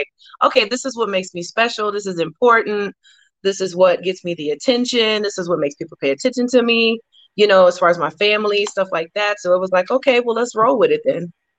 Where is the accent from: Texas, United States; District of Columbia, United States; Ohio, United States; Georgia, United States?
Georgia, United States; Columbus; also born or lived in Oklahoma; I am from Columbus, Georgia.